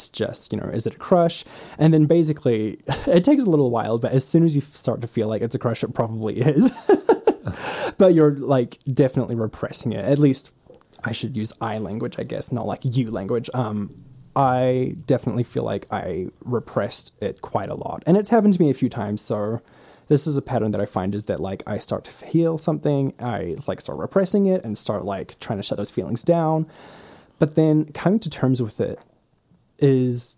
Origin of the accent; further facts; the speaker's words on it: New Zealand; moved away as an adult; now in United States; I am from New Zealand